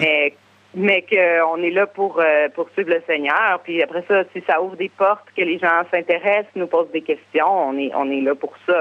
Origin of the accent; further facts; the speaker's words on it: Quebec City, Quebec, Canada; moved away as an adult; j'ai grandi à Québec, j'ai vécu à Québec, j'ai plusieurs amis, j'ai une communauté, j'ai ma famille